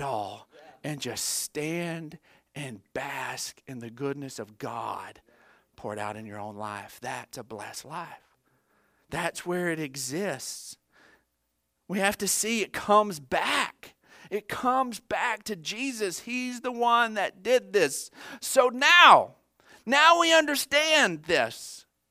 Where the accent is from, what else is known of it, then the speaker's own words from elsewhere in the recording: United States; as an American